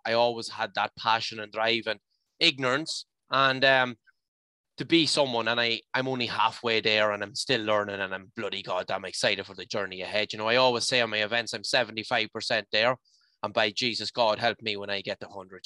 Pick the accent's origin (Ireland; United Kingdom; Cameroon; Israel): Ireland; County Leitrim, Connacht; I'm from the Mad Mile in County Leitrim